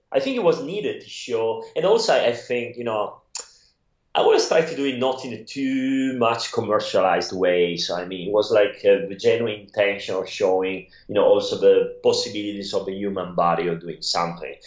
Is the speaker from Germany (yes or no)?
no; Italy; accent: Italian; English is a second language; moved away; I'm from Italy